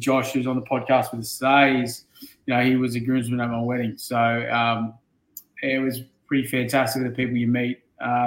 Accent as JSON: {"language": "English", "area": "Illawarra", "region": "New South Wales", "country": "Australia", "tie": "born or raised there", "said": "I grew up in the Illawarra region"}